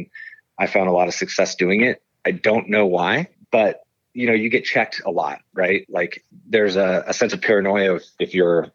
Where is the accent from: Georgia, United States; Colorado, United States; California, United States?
California, United States; Livermore; also born or lived in Chico, California; I was born and raised in Livermore, California